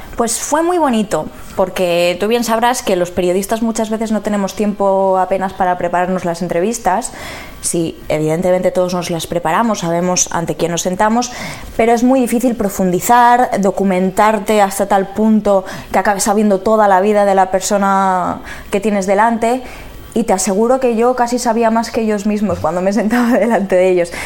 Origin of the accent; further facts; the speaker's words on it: Palencia, Castile and León, Spain; moved away; yo soy de Palencia